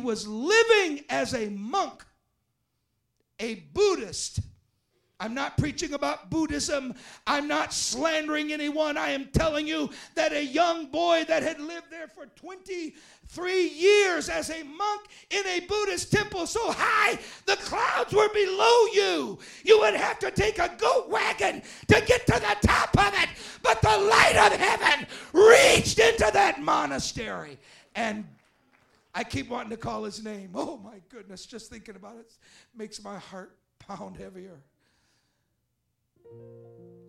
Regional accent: United States; I'm an American in China

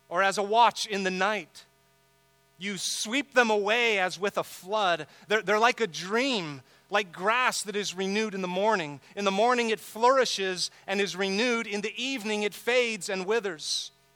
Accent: San Diego, California, United States; I grew up here in San Diego

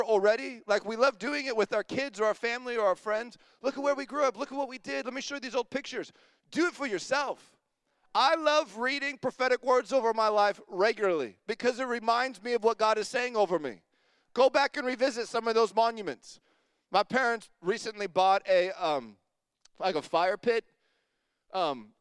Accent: Longview, United States; I grew up in Longview

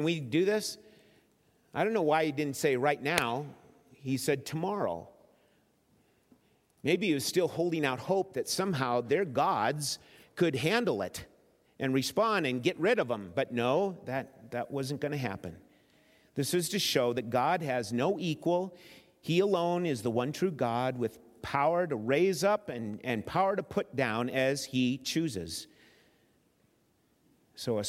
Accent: Minnesota, United States; As a boy growing up in Minnesota, out at the lake

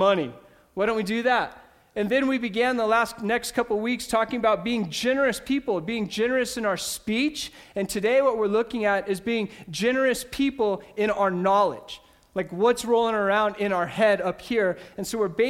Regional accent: Ordway, Colorado, United States; I grew up in Ordway, Colorado

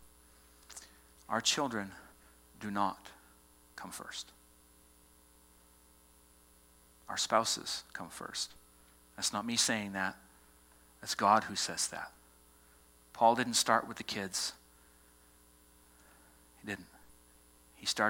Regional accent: Boston, Massachusetts, United States; accent: Southie; moved away; I said two words this morning that revealed that I come from Massachusetts

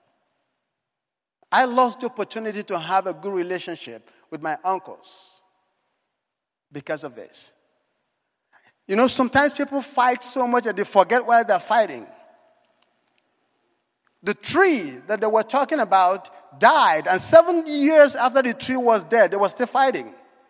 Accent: Nigeria; moved away; If my accent hasn't given it away, I was born in Africa. In Nigeria

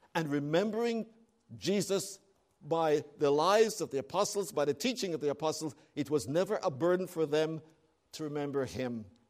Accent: Canada

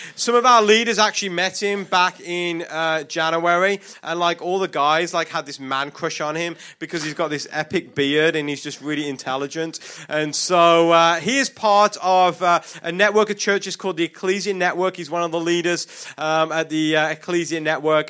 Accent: United Kingdom; accent: British; it's my British accent

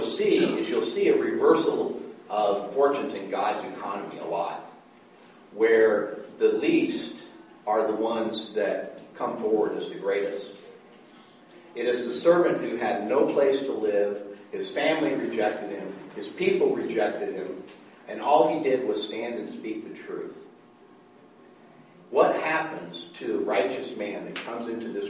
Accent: United States; I'm a American, and part of American is that we believe in egalitarianism

